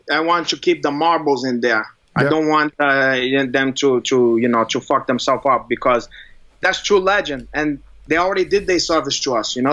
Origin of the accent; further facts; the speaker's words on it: Rio de Janeiro, Brazil; also born or lived in Bahia; now in New York, United States; I'm from Rio